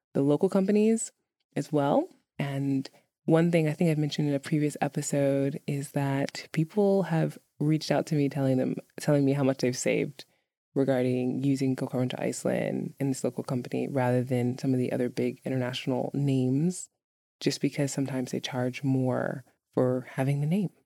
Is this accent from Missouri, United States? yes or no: no; New York, United States; moved away; growing up in New York